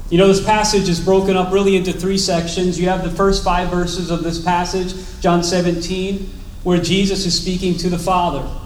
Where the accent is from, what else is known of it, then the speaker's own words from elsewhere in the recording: Chestertown, Maryland, United States; born there; Uh, but I was born in Chestertown, Maryland, so I have a little bit.